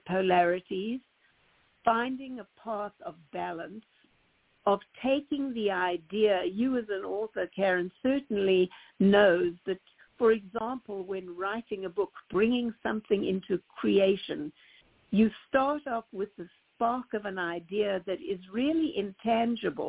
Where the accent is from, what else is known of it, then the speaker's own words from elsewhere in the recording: South Africa; moved away; When I grew up in South Africa in the 50s and 60s